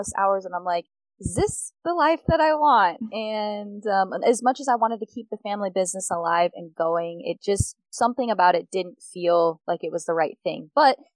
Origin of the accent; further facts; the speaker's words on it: Phoenix, Arizona, United States; Born and raised in Phoenix, Arizona